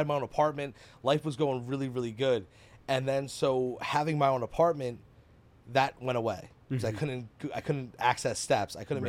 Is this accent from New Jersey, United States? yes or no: yes; Keyport, New Jersey, United States; now in Hazlet, United States; I am from Keyport.